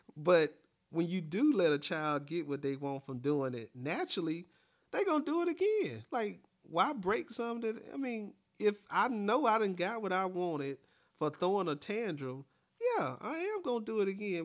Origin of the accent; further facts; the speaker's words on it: the South, United States; me growing up in the South, I'm a yes, ma'am, no, ma'am type of person